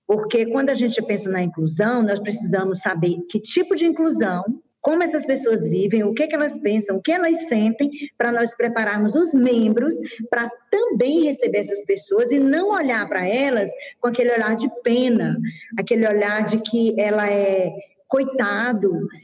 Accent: Teresina, Piauí, Brazil; also born or lived in Goiás; now in Goiânia, Brazil; eu sou de Teresina, Piauí, já moro há 22 anos em Goiás e atualmente estou em Goiânia

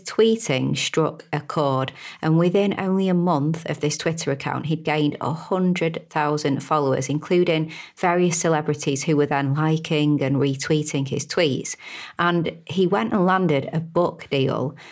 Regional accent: United Kingdom; I'm a Brit, as you can probably tell from my accent.

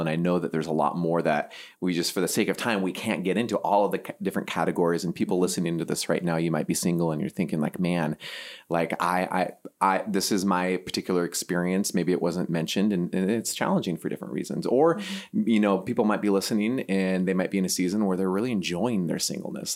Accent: Seattle, Washington, United States; moved away as an adult; also born or lived in Pasadena, California / Silicon Valley, California; now in Midwest, United States; I grew up on the West Coast and um, Seattle

